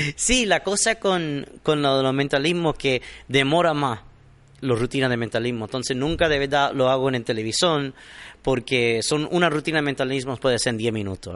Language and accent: Spanish; Miami, Florida, United States; soy nacido aquí en Miami de padre cubano